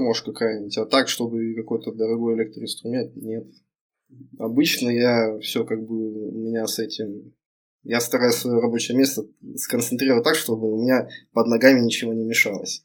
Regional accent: Chelyabinsk, Chelyabinsk Oblast, Russia; я родом с Челябинска, живу в Челябинске

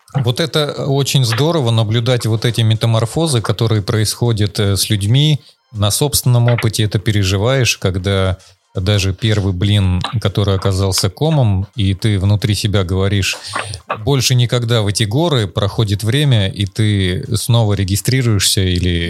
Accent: Urals, Russia; я сам с Урала

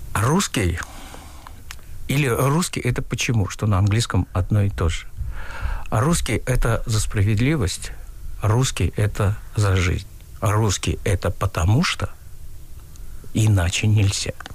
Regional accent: Uzbekistan; moved away as an adult; also born or lived in Tashkent; now in Russia; Я узбек. Я э, больше 30 лет живу в России

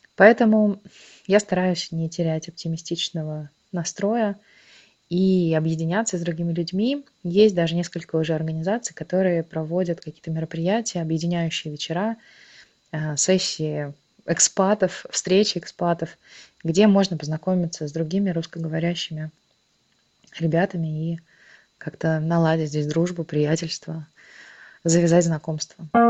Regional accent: Russia; moved away as an adult; now in Tbilisi, Georgia; когда ты говоришь, что из России

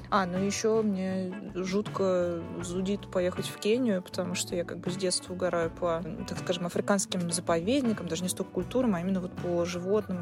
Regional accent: Russia; мы из России

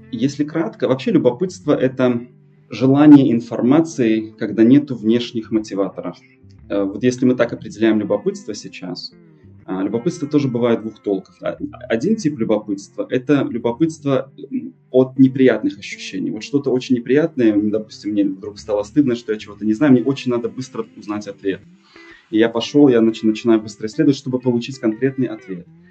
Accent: Belarus; moved away as an adult; now in United States; Мой отец из России, но я в России был только дважды. Я из Беларуси

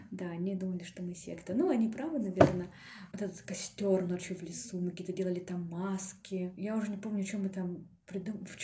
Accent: Kurgan, Kurgan Oblast, Russia; now in Yekaterinburg, Russia; потому что я приехала же из Кургана в Екатеринбург, и э, тут не было у меня никаких друзей.

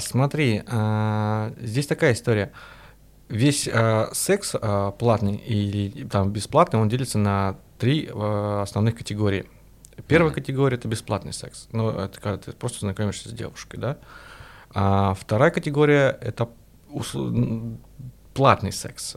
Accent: Russia; я из России

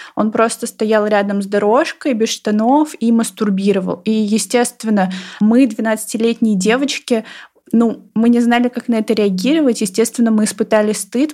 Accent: Novosibirsk, Novosibirsk Oblast, Russia; я выросла в Новосибирском академгородке

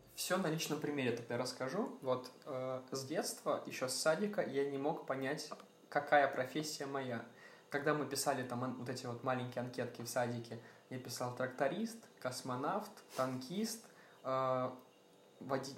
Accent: Sumy, Sumy Oblast, Ukraine; Сам я родом из Украины, э, из всем известного города Сумы

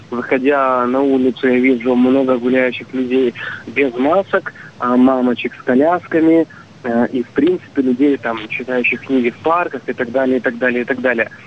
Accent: Crimea, Ukraine; А, да, мне 25 лет. А, я из Крыма, город Тимир.

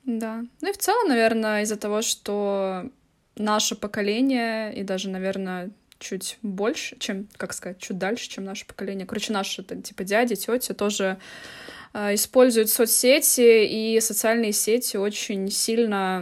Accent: Tallinn, Harju County, Estonia; я из города Таллин. Я из города Таллин, Эстония

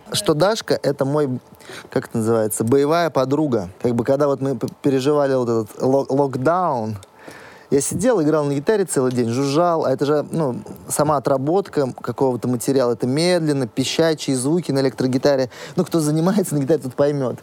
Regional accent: Astrakhan Oblast, Russia; У нас в Астрахани жарко.

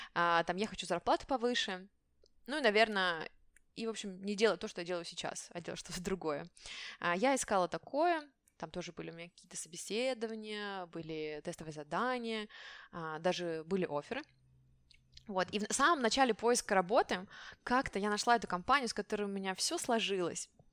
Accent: Siberia, Russia; first language Russian; moved away as an adult; also born or lived in Moscow, Russia; now in France; я из Сибири

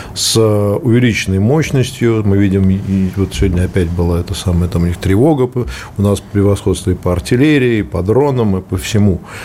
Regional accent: Moscow, Russia; Я из Москвы

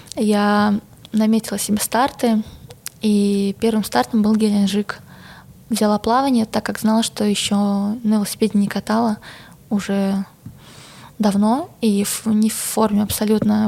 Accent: Belarus; moved away as an adult; now in Moscow, Russia; я действительно наивная белоруска

